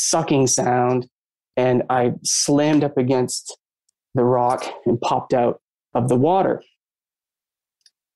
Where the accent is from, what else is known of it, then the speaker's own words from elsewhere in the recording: Maine, United States; I grew up in Maine